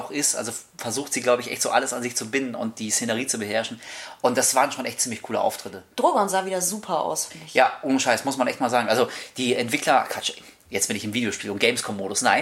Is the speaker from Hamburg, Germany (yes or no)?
yes; Hamburg, Germany; Wir kommen aus Hamburg.